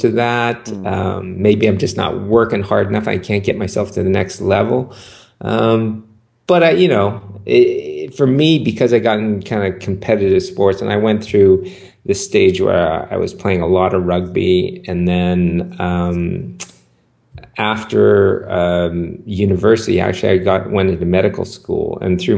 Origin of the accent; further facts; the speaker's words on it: Vancouver, British Columbia, Canada; I grew up in Vancouver, Canada.